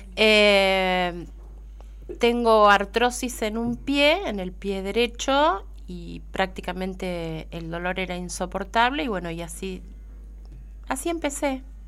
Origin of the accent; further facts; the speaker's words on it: Coronel Dorrego, Buenos Aires Province, Argentina; now in Bahía Blanca, Argentina; soy de Coronel Dorrego